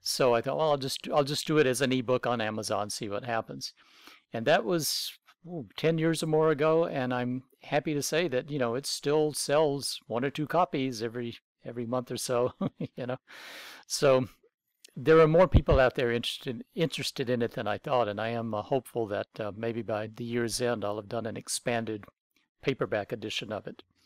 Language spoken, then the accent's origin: English; North Alabama, United States; moved away as an adult; growing up in North Alabama in the mid nineteen seventies